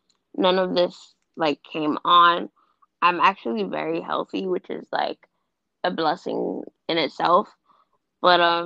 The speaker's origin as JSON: {"language": "English", "region": "New York", "country": "United States", "said": "I'm from New York. I live in the Bronx"}